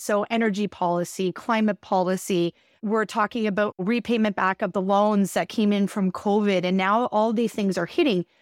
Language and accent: English; Canada; as a Canadian